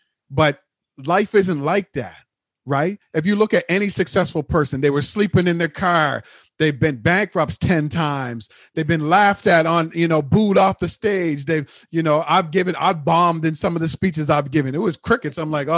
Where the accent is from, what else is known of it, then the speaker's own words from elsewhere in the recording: Halifax, Nova Scotia, Canada; Oh, well, first of all, I'm from Halifax, and there's a lot of black people there.